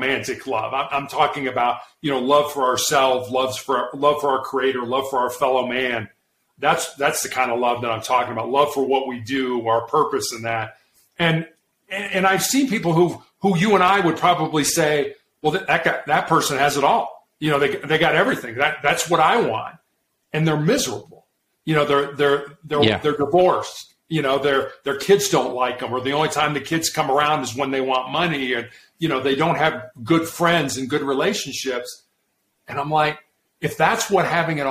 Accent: Chicago, Illinois, United States; I grew up in Chicago

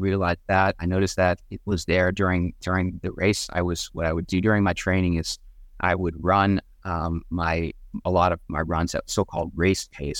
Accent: Wellesley, Massachusetts, United States; Wellesley is actually my hometown

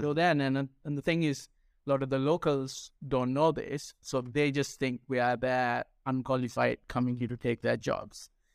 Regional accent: Sri Lanka; first language Sinhala; English is a second language; also born or lived in United Kingdom; now in Spain; I speak my native tongue, which is, uh, Sinhala, which is from Sri Lanka

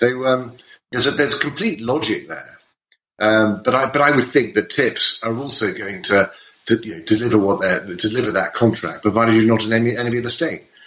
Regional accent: United Kingdom; we're British

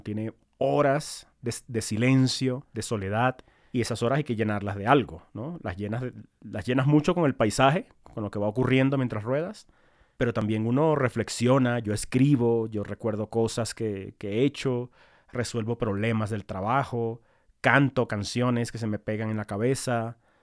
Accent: Maracaibo, Zulia, Venezuela; also born or lived in Caracas, Venezuela; now in Bogotá, Colombia; Yo crecí en Maracaibo, eh, muy mm. cerca del, nivel del mar

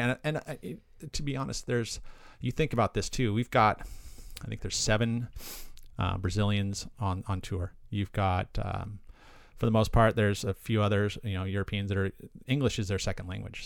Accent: Aptos, California, United States; also born or lived in Santa Cruz, California; I grew up on the south side. I grew up in Aptos, La Selva Beach area

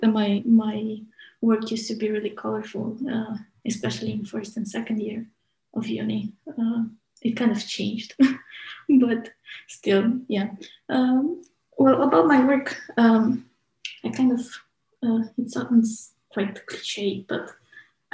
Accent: Romania; moved away as an adult; also born or lived in United Kingdom; now in Manchester, United Kingdom; from Romania, but moved to UK about 5 years ago to study architecture

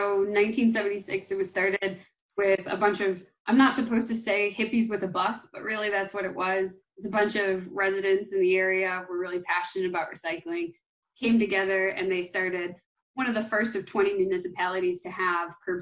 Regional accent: Buffalo, New York, United States; moved away as an adult; also born or lived in Maine; I'm from Buffalo originally. So I'm a Rust Belt kid

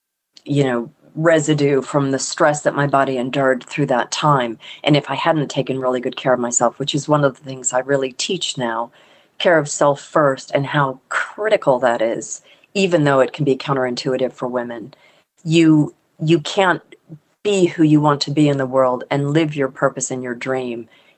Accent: Deep South, United States; born there; also born or lived in Mississippi / Texas / Connecticut / Pennsylvania; So I was born in the Deep South. My mom was from New Orleans and her whole ancestry is there. But we moved around a lot as kids.

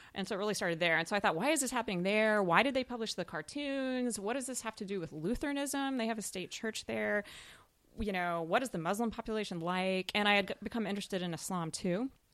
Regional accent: Smithville, Texas, United States; also born or lived in Arlington, Texas; now in Austin, United States; United Methodist Church in my my hometown in Smithville

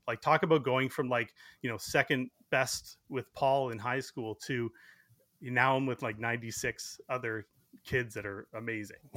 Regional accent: Burlington, Ontario, Canada; I grew up in Burlington, so it was only about twenty minutes from my house

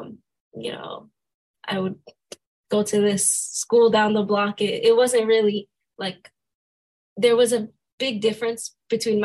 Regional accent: St. Lucia; moved away; I'm from St. Lucia

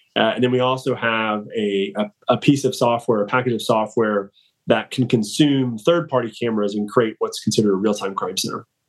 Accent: Atlanta, Georgia, United States; born and raised in Atlanta

